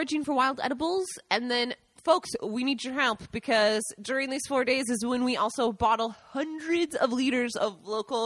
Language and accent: English; Seattle, Washington, United States; moved away as an adult; now in Italy; I'm from Washington, Seattle